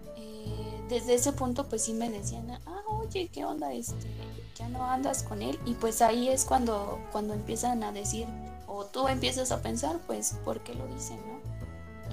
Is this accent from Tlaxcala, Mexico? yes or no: yes; Tlaxcala, Mexico; yo soy de Tlaxcala